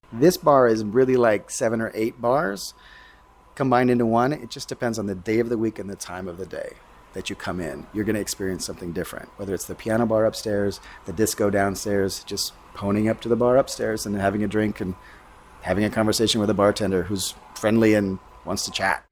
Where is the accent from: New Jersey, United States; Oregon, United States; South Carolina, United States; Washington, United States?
Washington, United States; now in New York, United States; when I grew up in Washington State